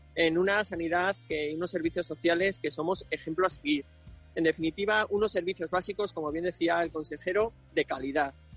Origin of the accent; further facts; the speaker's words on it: Castile and León, Spain; mi tierra